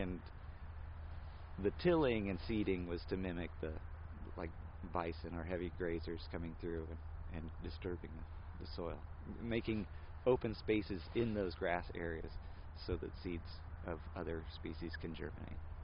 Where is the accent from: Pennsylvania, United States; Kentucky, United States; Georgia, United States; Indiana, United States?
Indiana, United States; Anderson; I grew up in Anderson